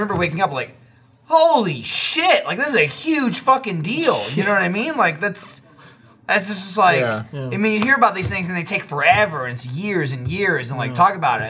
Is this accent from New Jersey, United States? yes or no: yes; New Jersey, United States; because I grew up in New Jersey, and like I was born in 87, so you know, I grew up mostly in the 90s.